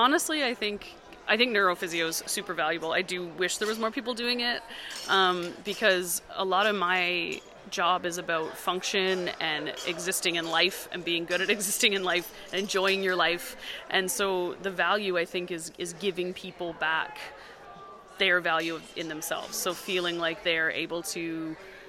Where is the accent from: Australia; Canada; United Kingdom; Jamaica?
Canada; Newfoundland and Labrador; now in Kelowna, Canada; I live in Kelowna, BC. I'm from Newfoundland